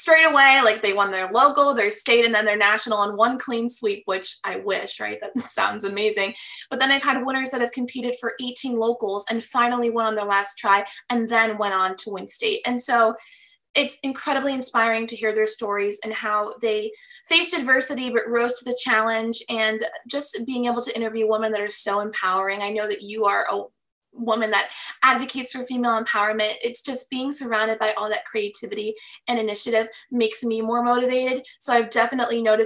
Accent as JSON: {"language": "English", "town": "Fort Lauderdale", "region": "Florida", "country": "United States", "tie": "born or raised there", "said": "I'm from Fort Lauderdale, Florida. I'm born and raised here"}